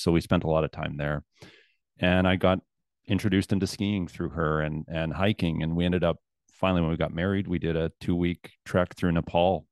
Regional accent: Southern Alberta, Canada; also born or lived in Calgary / Lethbridge; I was raised in Southern Alberta and, uh, spent most of my life there

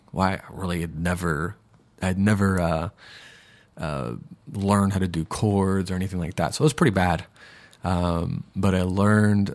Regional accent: Minneapolis, Minnesota, United States; now in Sarasota, United States; I was born in Minneapolis in 1983

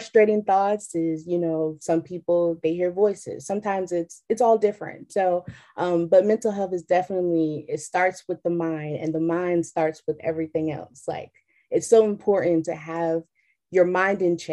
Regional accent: Chesapeake, Virginia, United States; I am from Chesapeake, Virginia

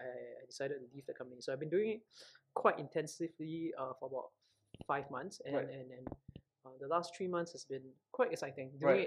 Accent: Singapore; as a Singaporean Chinese guy

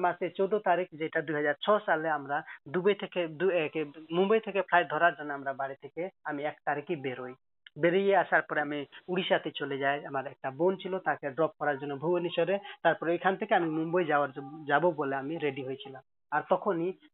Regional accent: Nepal; moved away as an adult; also born or lived in Kolkata, India; আমার বাড়ি নেপাল আর originally আমি নেপালের

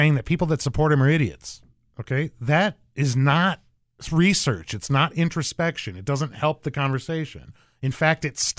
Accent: Arizona, United States; moved away; I'm from Arizona originally.

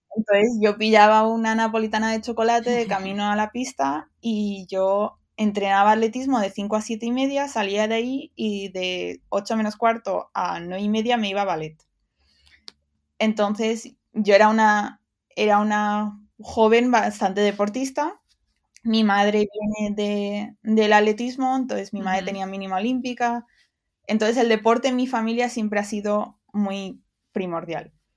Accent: Dénia, Valencian Community, Spain; accent: Valencian; moved away as an adult; also born or lived in United Kingdom / Barcelona; soy de Denia y entonces era un pueblo costero y sabía que, que quería salir de ahí

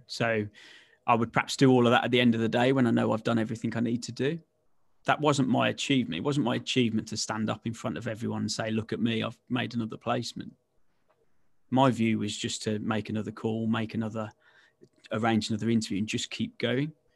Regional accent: West Midlands, United Kingdom; I'm born and bred in the West Midlands, as you can probably tell from the dulcet tones

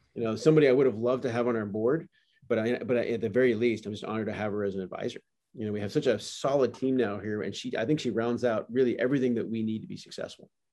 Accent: Canada; moved away; also born or lived in California; I am a Canadian, and very proudly

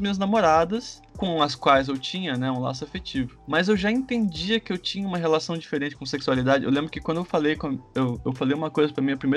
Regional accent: Manaus, Amazonas, Brazil; born there; Eu nasci em Manaus, mas eu morei em muitos estados já, então sou bem brasileiro, né?

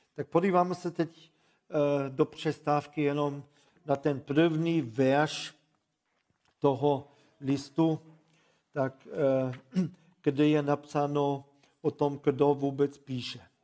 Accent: Germany; Czech is a second language; moved away; also born or lived in Ostrava region, Czech Republic

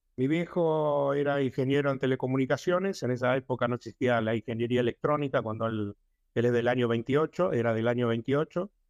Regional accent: Buenos Aires, Argentina; moved away as an adult; also born or lived in Barracas, Buenos Aires / Boedo, Buenos Aires; now in Kiryat Ata, Israel; Yo nací en Villa del Parque, hasta estuve hasta los nueve años, de ahí me mudé a Villa Devoto, donde viví hasta que me casé a los 26 años

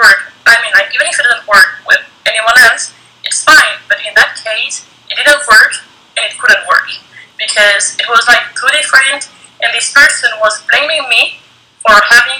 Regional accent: France; born there; You were born in Spain, I was born in France, so we got, like, a different education

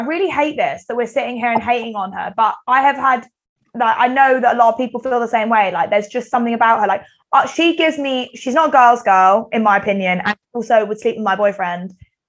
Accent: Kent, South East England, United Kingdom; growing up in Kent and the countryside

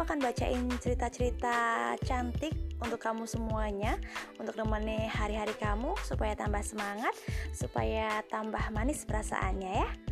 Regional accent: Cepu, Central Java, Indonesia; aku dari Cepu, Blora, Jawa Tengah

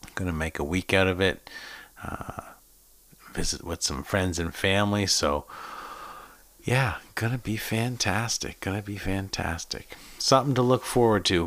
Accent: Boston, Massachusetts, United States; also born or lived in Salem, Massachusetts; now in Stratford, Canada; My hometown, Boston.

